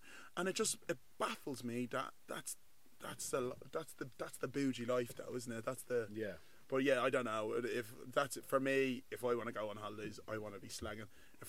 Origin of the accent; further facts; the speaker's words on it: Nigeria; Like you're Turkish, I'm Nigerian, I'm black.